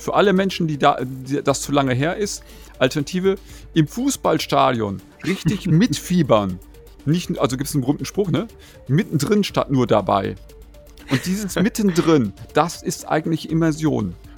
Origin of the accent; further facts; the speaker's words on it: North Rhine-Westphalia, Germany; moved away; in einem anderen Verlagshaus in meiner Heimatregion, wo ich mal herstamme, die Neue Westfälische